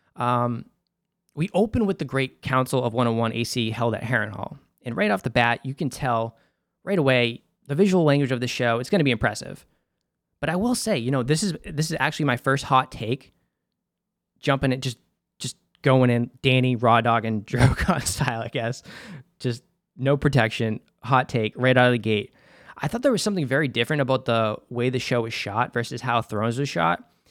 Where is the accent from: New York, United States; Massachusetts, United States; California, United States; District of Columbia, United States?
Massachusetts, United States; Boston; accent: Boston; I'm from Boston, Massachusetts